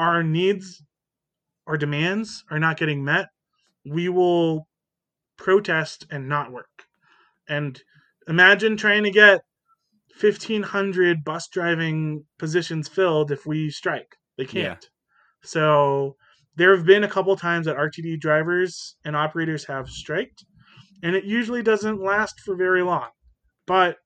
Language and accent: English; Denver, Colorado, United States; also born or lived in Israel; I moved out of Israel when I was very young, about a year and a half old. And I came to live in Denver, Colorado.